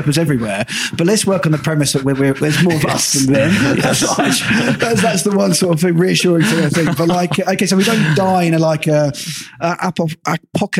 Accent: England, United Kingdom; being an Englishman

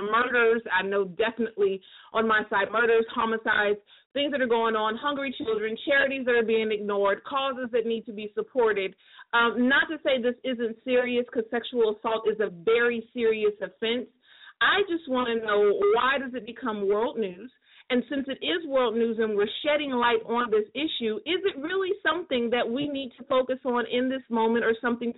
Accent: United States; I can only speak for America because I'm American

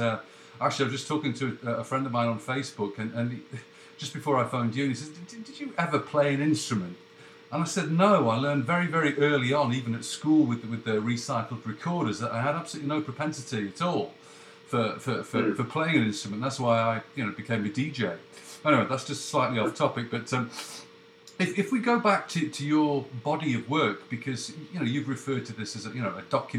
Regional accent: Canada; Yeah, yeah, I am actually from Canada, but I've got a Google New York number.

